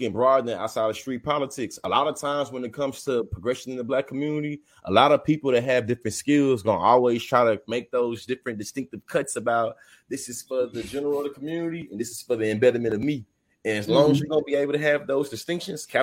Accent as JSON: {"language": "English", "town": "Kansas City", "region": "Missouri", "country": "United States", "tie": "born or raised there", "said": "I'm born and raised in Kansas City"}